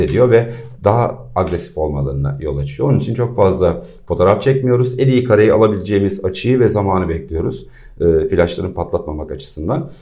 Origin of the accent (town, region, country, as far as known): İzmir, Turkey